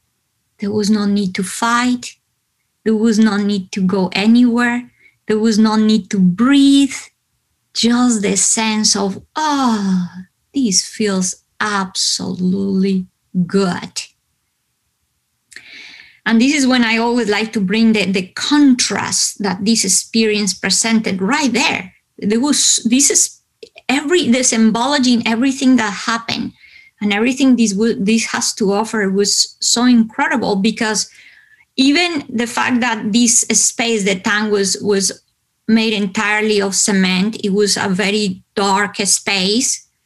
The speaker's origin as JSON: {"language": "English", "region": "Bogotá", "country": "Colombia", "tie": "born or raised there", "moved": "yes", "said": "because I come from Colombia, I come from hot weather country, right? But Bogotá is located high up in the Andes"}